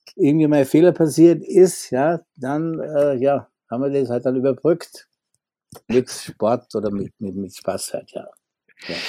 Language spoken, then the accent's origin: German; Austria; moved away as an adult; als Österreicher